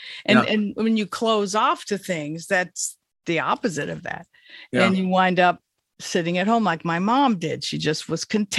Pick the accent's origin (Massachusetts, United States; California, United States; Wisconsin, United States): California, United States; I'm from the Golden State, and I have a feeling about it.